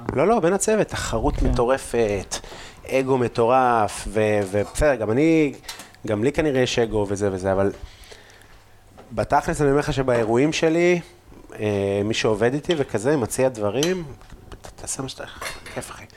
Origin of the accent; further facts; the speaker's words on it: Afula, Northern District, Israel; moved away; also born or lived in Tel Aviv; אני גם לא גדלתי בעפולה, אני גדלתי בגבעה